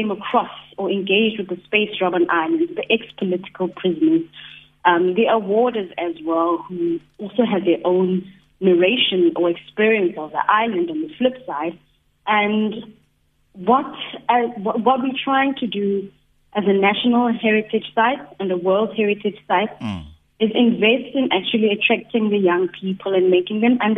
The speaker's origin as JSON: {"language": "English", "country": "South Africa", "said": "the history of our country"}